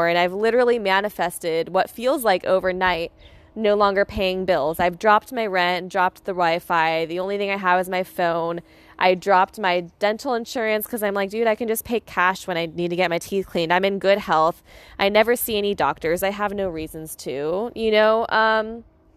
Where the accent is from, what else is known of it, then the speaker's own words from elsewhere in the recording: United States; now in Palm Springs, United States; I was born in America